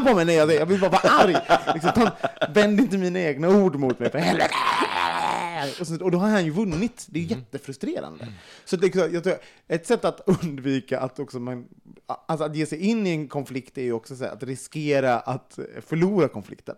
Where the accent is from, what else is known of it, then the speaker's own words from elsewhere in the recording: Sweden; som svensk